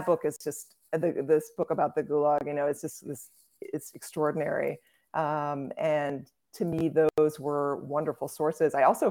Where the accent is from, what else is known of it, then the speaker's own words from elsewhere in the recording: Brussels, Brussels-Capital Region, Belgium; born there; Yes, I was born in Brussels. My parents lived there for a few years.